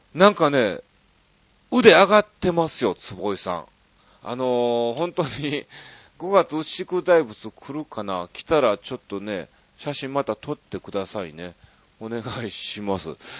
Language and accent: Japanese; Osaka, Japan; 僕大阪出身ですから